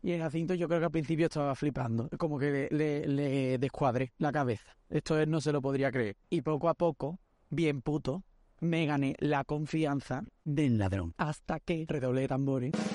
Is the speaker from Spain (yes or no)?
yes; Algeciras, Andalusia, Spain; Que yo soy de Algeciras, que yo soy de Ajecina